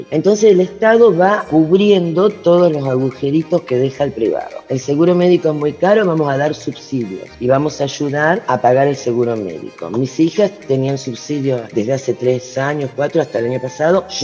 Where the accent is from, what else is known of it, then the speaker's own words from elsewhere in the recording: Rosario, Santa Fe, Argentina; moved away as an adult; now in Switzerland; yo soy rosarina, llegué a Suiza en 1989 y vine a estudiar francés a la Universidad de Neuchâtel.